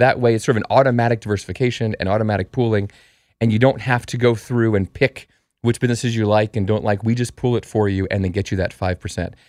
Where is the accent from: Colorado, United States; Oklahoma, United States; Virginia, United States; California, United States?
Colorado, United States; moved away; also born or lived in New York; I'm from Colorado